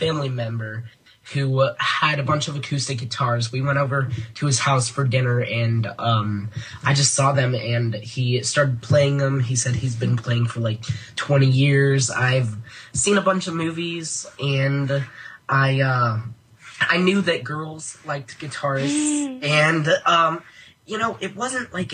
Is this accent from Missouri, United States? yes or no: no; Colorado, United States; moved away as an adult; I'm originally from Colorado